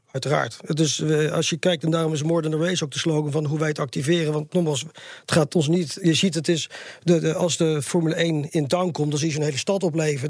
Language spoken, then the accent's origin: Dutch; Netherlands; also born or lived in Sydney, Australia; als Nederlander